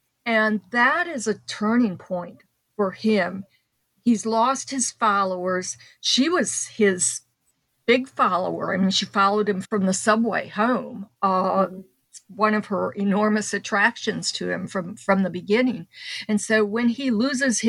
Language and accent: English; northern Indiana, United States; also born or lived in Chicago, Illinois; I was born in Chicago on the South Side. And when I was five, we moved across the state line to northern Indiana